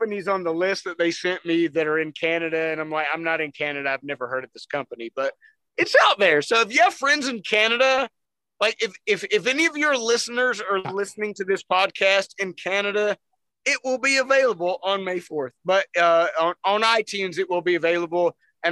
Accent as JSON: {"language": "English", "town": "Montgomery", "region": "Alabama", "country": "United States", "tie": "born or raised there", "said": "I am from Montgomery, Alabama. I have been here since I was probably about 4 or 5 years old."}